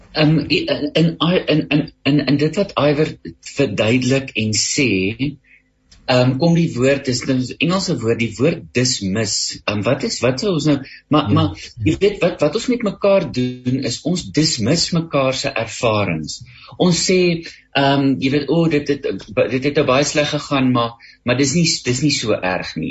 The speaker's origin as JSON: {"language": "Afrikaans", "country": "South Africa"}